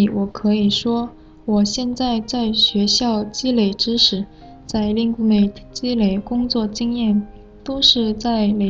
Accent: South Korea; Chinese is a second language

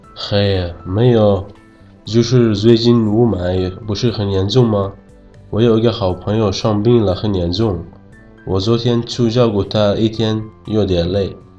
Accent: Yemen; Chinese is a second language; now in China; 我是来自野蛮的

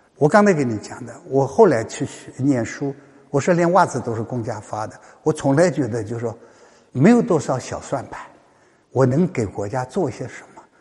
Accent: China; 我身在中国

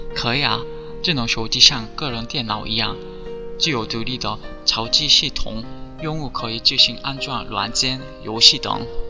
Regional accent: South Korea; Chinese is a second language; 我是来自韩国的

